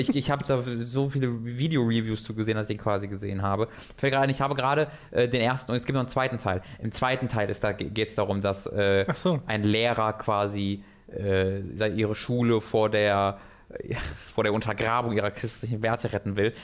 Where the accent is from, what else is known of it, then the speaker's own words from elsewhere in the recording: Tönisberg, North Rhine-Westphalia, Germany; ich aus Tönesberg, das hat 3000 Einwohner